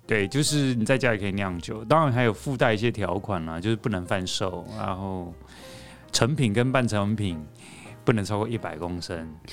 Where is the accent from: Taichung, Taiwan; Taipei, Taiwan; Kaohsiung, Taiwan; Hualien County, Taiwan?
Taipei, Taiwan; 我是台北人